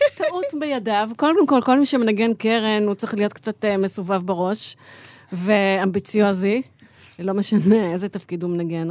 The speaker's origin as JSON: {"language": "Hebrew", "country": "Israel", "also_born_or_lived": "Chicago", "said": "אני באתי מהארץ"}